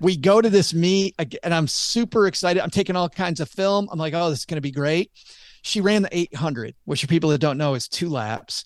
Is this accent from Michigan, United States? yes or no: yes; Michigan, United States; I'm from Michigan